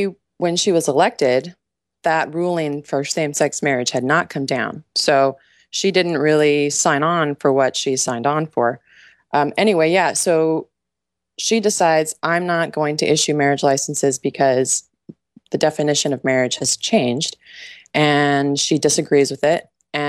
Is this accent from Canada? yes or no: no; United Kingdom; Hey, I'm also British, too. I've got all the wars in my genes.